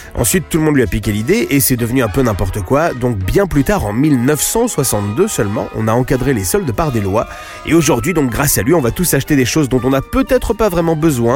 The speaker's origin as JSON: {"language": "French", "country": "France", "said": "chez nous, en France"}